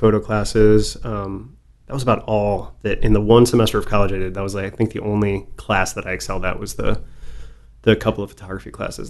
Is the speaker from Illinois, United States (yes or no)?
yes; outside Chicago, Illinois, United States; growing up outside Chicago